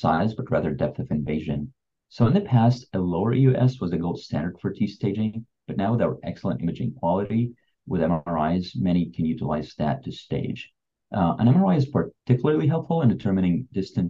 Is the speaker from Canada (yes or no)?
no; Beirut, Beirut Governorate, Lebanon; moved away as an adult; also born or lived in Texas, United States; now in Houston, United States; I'm from Beirut originally. I grew up in Beirut, Lebanon. That's where I went to school, medical school, and then moved here to the United States afterwards.